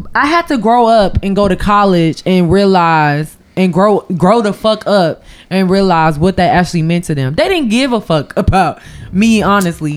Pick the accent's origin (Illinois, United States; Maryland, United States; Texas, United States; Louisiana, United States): Illinois, United States; Champaign; I grew up being the token black girl because I am from Champaign, Illinois